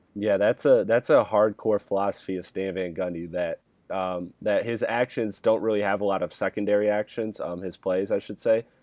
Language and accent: English; Michigan, United States; I'm from the Michigan area